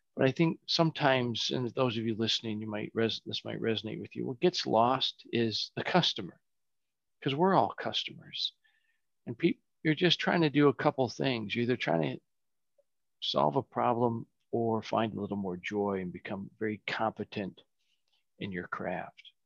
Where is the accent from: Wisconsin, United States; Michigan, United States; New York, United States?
Michigan, United States; moved away as an adult; now in California, United States; I grew up in Michigan, uh, Midwest boy